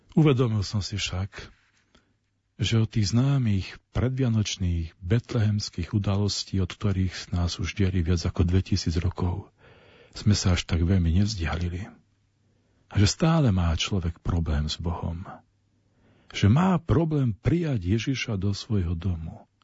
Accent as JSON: {"language": "Slovak", "town": "Nižný Slavkov", "region": "Prešov Region", "country": "Slovakia", "tie": "born or raised there", "said": "v mojej rodnej dedinke na pomedzi Šariša a Spíša v Nižnom Slavkove"}